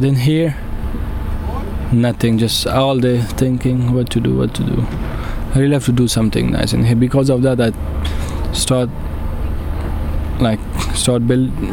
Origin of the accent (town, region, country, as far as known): Afghanistan; English is a second language; moved away as an adult; now in Calais, France